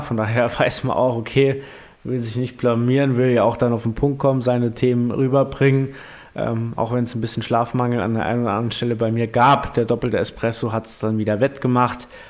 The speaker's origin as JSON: {"language": "German", "town": "Primstal", "region": "Saarland", "country": "Germany", "said": "bei uns in Primstal"}